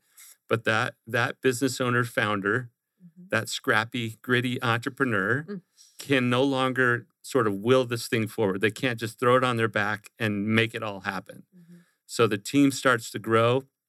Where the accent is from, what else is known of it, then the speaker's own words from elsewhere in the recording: Glendale, Arizona, United States; now in Gilbert, United States; So I grew up here in the Valley in Glendale on the west side. I live in Gilbert now on the east side.